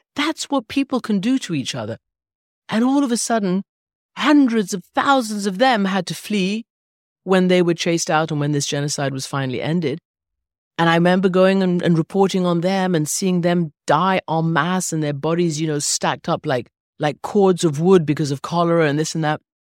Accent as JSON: {"language": "English", "country": "Iran", "tie": "born or raised there", "also_born_or_lived": "England / Rhode Island", "moved": "yes", "lives_now": "London, United Kingdom", "said": "I was born in England and immediately, you know, taken over to Iran, where I grew up."}